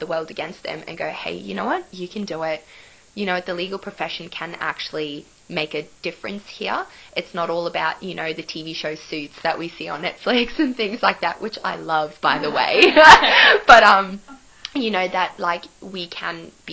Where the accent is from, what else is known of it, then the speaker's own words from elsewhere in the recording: Cairns, Queensland, Australia; moved away as an adult; now in Sydney, Australia; I'm originally from Cairns in Queensland